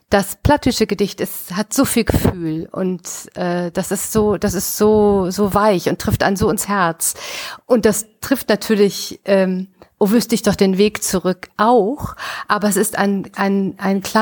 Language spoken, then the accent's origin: German; Düsseldorf, North Rhine-Westphalia, Germany; in Düsseldorf, ihr Lieben, in meiner Heimatstadt 1856